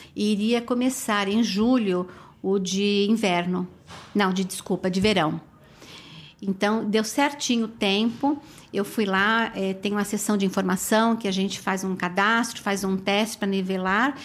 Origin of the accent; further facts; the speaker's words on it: São Paulo, Brazil; moved away as an adult; now in New York, United States; eu sou de São Paulo.